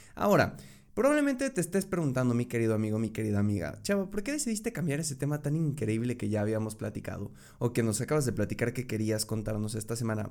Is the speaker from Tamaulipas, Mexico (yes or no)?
no; Querétaro, Mexico; soy mexicano, de Querétaro específicamente